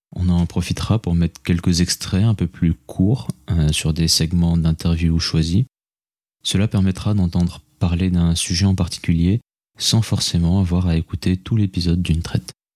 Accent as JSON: {"language": "French", "country": "Senegal", "tie": "born or raised there", "also_born_or_lived": "Toulouse", "moved": "as an adult", "said": "Je suis né et j'ai grandi au Sénégal"}